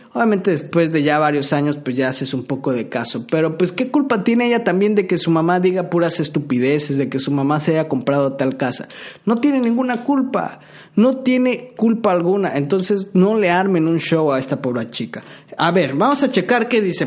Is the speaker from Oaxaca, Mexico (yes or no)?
no; Tabasco, Mexico; yo soy tabasqueño